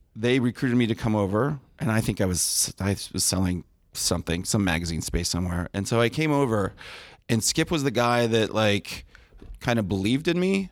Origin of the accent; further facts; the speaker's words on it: Del Mar, California, United States; I grew up in Del Mar right next to the racetrack